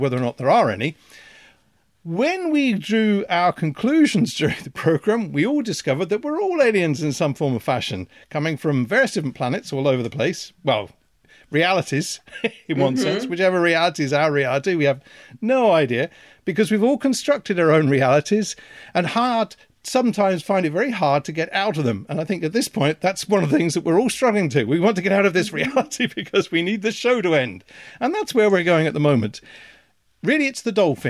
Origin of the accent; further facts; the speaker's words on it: the Midlands, England, United Kingdom; now in Belfast, United Kingdom; having grown up in the Midlands in England